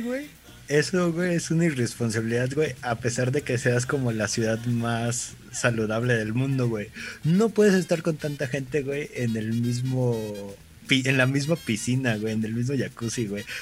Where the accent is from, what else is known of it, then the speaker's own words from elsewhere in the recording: Mexico; uno como mexicano